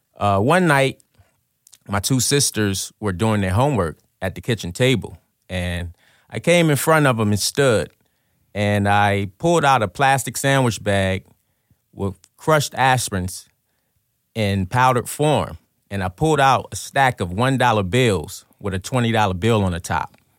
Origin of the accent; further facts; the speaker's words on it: Trenton, New Jersey, United States; I'm from Trenton, New Jersey. I grew up, um, in a drug-infested, violent neighborhood